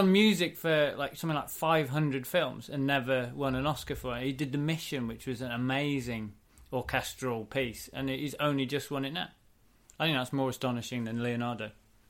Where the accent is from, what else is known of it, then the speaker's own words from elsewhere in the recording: England, United Kingdom; Not English blood, no. I'm born there.